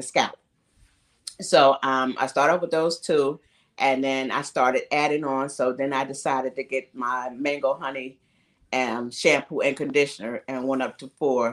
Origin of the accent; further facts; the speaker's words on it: New Jersey, United States; now in Camden, South Carolina, United States; my hometown, Jersey